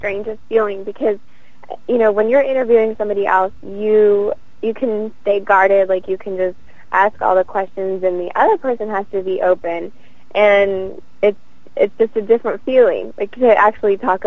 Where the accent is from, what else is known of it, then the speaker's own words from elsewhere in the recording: Texas, United States; now in California, United States; I grew up in Texas, so I was Miss Austin, USA